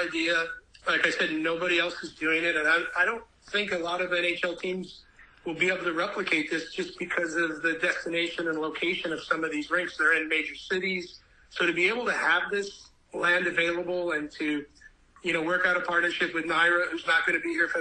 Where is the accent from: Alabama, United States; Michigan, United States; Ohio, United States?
Michigan, United States; also born or lived in St. Louis, Missouri; I was born in St. Louis, raised in Michigan